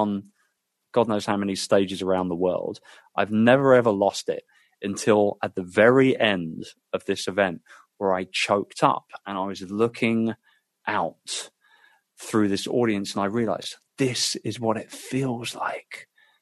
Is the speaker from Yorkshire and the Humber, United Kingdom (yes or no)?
no; London, United Kingdom; my hometown of London